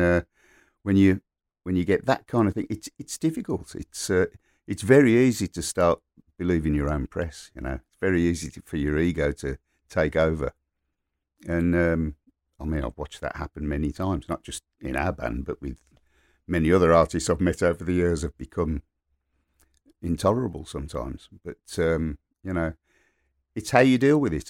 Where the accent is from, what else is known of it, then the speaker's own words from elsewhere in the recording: Birmingham, West Midlands, United Kingdom; also born or lived in King's Heath, Birmingham / Moseley, Birmingham; I grew up in Borsall Heath and then moved to King's Heath